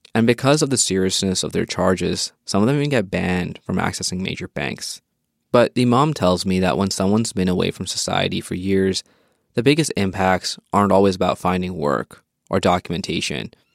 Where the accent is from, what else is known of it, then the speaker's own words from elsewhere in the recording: Edmonton, Alberta, Canada; moved away as an adult; now in Calgary, Canada; I was living in Edmonton, my hometown